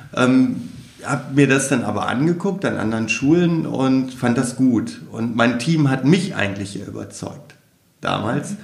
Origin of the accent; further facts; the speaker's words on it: Wolfenbüttel, Lower Saxony, Germany; also born or lived in Celle; Ich komme ja ursprünglich aus Wolfenbüttel